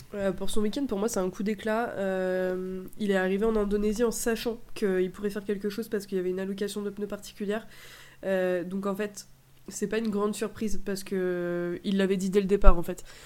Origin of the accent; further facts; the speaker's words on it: France; on est Français